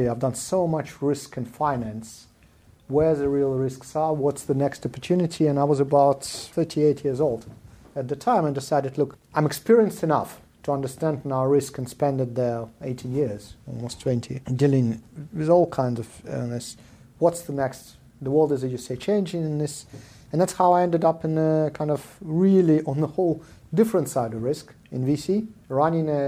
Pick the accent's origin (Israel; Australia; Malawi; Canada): Israel; English is a second language; also born or lived in South Africa / Soviet Union; now in Russia; My family, when I was a young kid, left Soviet Union 35 years ago. I grew up in Israel and South Africa.